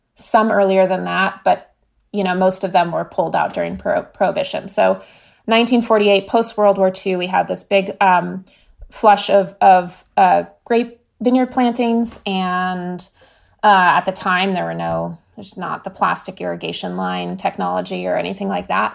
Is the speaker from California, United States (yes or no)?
yes; California, United States; growing up in California